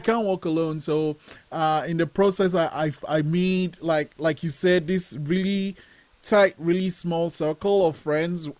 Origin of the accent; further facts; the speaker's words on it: Nigeria; moved away; I'm Nigerian. Like I was born in Nigeria, and, and growing up, I I wanted to make films